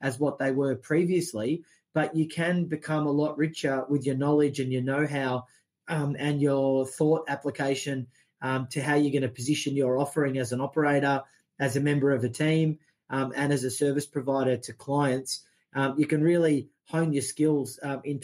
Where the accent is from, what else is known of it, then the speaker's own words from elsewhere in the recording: Australia; as an Australian